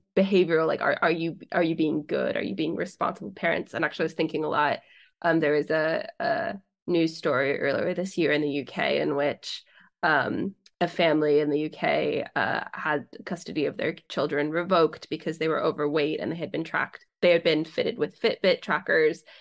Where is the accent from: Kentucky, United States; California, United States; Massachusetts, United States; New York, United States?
California, United States; I'm from California